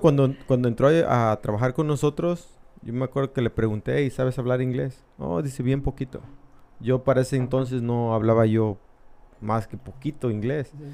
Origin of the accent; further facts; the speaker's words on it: Tabasco, Mexico; also born or lived in Mexico City; now in United States; yo nací en el DF, pero yo me considero tabasqueño